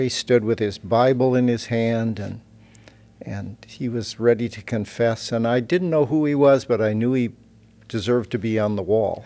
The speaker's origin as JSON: {"language": "English", "town": "Fort Dodge", "region": "Iowa", "country": "United States", "tie": "born or raised there", "moved": "as an adult", "lives_now": "Germany", "said": "in Fort Dodge, Iowa, like I, I grew up"}